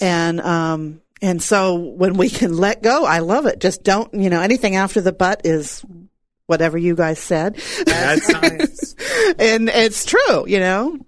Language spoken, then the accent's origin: English; San Diego, California, United States; moved away; It's my hometown, and I love it there.